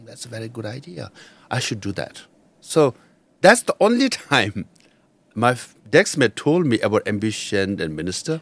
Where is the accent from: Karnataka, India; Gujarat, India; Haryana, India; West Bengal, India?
West Bengal, India; Darjeeling; first language Nepali; English is a second language; moved away; I studied in Tibetan refugee school in Darjeeling